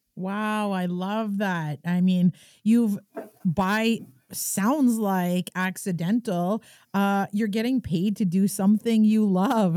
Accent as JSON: {"language": "English", "area": "Kitigan Zibi", "region": "Quebec", "country": "Canada"}